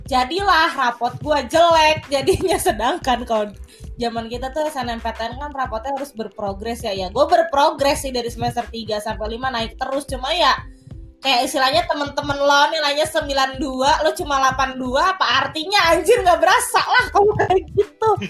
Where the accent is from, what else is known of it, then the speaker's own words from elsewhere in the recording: Bogor, West Java, Indonesia; jadi sekolah gue dari SD sampai SMA tuh lancar banget kayak gue masuk sekolah gampang gitu loh kayak misalnya gue SD di yang yang yang quiet populer di Bogor SMP SMA juga yang terbaik alhamdulillah katanya sih terbaik di Bogor gitu